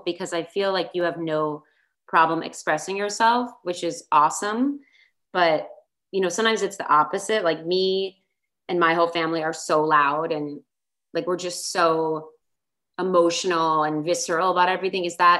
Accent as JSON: {"language": "English", "town": "Baltimore", "region": "Maryland", "country": "United States", "tie": "born or raised there", "said": "And I grew up in Baltimore, Maryland"}